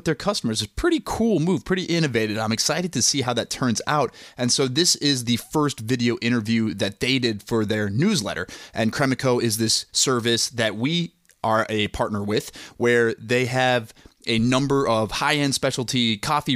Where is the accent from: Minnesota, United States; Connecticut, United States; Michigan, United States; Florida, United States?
Minnesota, United States; Plymouth; I was born and raised in Plymouth, Minnesota